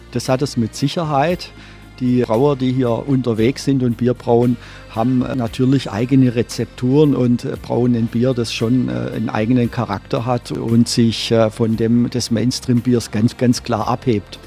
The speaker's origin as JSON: {"language": "German", "town": "Stuttgart", "region": "Baden-Württemberg", "country": "Germany", "tie": "born or raised there", "also_born_or_lived": "Berlin", "moved": "as an adult", "lives_now": "Rügen, Germany", "said": "bin gebürtiger Schwabe, komme aus dem Großraum Stuttgart"}